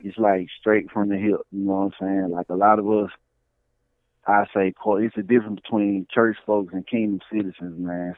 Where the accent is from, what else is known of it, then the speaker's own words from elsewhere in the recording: Birmingham, Alabama, United States; I'm from Birmingham, Alabama